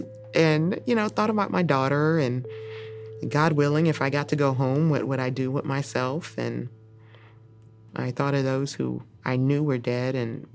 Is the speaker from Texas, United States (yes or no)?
yes; Texas, United States